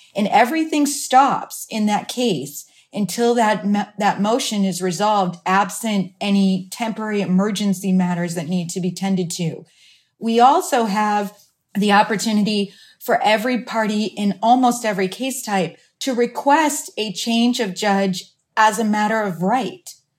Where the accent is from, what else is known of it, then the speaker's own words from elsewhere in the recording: Iowa, United States; now in Phoenix, United States; my hometown back in Iowa